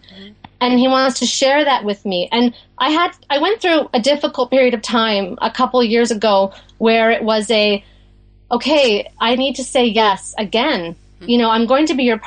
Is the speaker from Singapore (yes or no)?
no; Western Canada, Canada; moved away as an adult; also born or lived in New Jersey / Maine; now in Gaspé Peninsula, Quebec, Canada; we're from Western Canada originally.